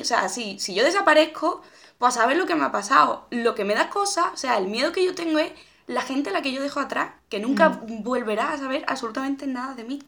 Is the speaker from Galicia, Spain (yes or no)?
no; a village near Seville, Andalusia, Spain; moved away as an adult; now in Madrid, Spain; antes cuando vivía en Sevilla, yo muchas veces iba de mi pueblo a Sevilla Capital en bici.